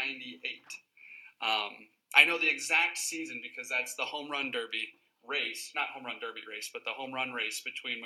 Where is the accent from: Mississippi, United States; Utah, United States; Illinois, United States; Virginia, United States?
Illinois, United States; Southern; moved away as an adult; now in Chicago, United States; I moved up here because I'm originally from Southern Illinois.